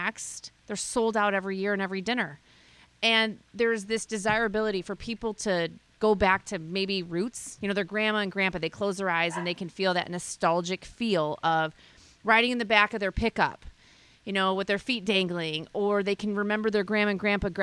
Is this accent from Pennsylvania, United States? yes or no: no; South Haven, Michigan, United States; South Haven's my hometown